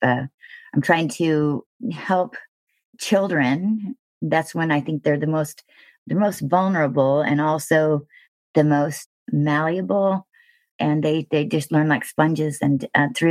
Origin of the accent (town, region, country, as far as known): Thousand Oaks, California, United States; born or raised there